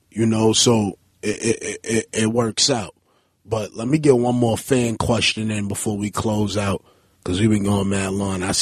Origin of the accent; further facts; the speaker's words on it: New York, United States; I'm from Alabama Avenue between New Lots and Hegeman. Um, it was nothing but lots on my block and about eight houses.